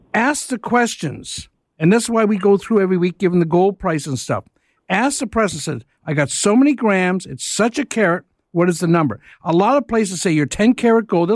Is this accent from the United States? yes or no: no; Etobicoke, Ontario, Canada; my hometown of Etobicoke